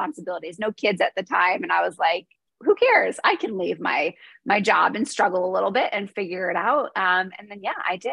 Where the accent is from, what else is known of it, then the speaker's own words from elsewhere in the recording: New York, United States; So I am from New York, born and raised